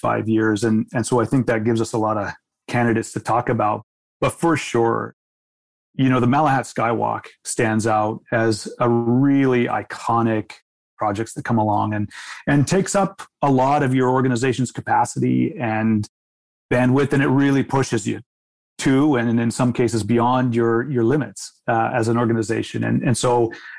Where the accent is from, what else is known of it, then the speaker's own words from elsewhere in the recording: United States; moved away as an adult; now in Canada; I'm an American myself